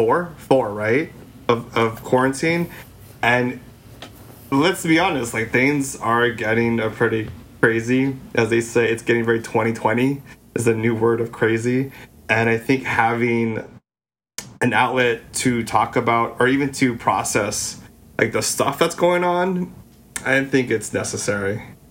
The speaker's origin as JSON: {"language": "English", "country": "Philippines", "said": "coming from our own perspectives as three Filipino gay guys, like, we don't hear the conversations that, I guess, reflect us."}